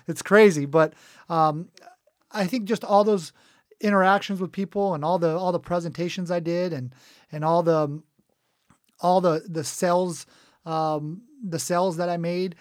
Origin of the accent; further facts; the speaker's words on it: Cerritos, California, United States; also born or lived in Israel / Dana Point; We actually moved, uh, to Cerritos, and that's where I grew up. I went through, uh, third grade all the way through high school